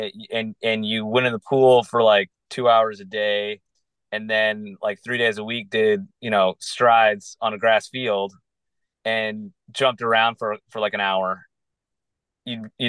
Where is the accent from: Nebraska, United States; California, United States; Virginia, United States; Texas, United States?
Virginia, United States; moved away; also born or lived in Michigan; I was born in Michigan and I went to school there my freshman year, but I really grew up in Virginia. So I kind of feel more like a Virginia boy.